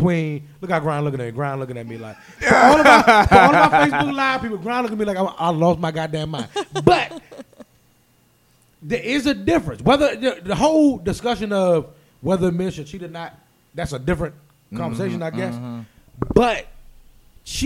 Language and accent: English; Maryland, United States; We live in Maryland. We're all from Maryland